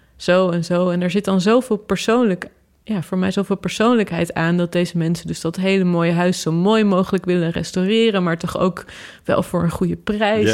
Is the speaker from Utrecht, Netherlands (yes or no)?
yes; Utrecht, Netherlands; de plek waar ik geboren ben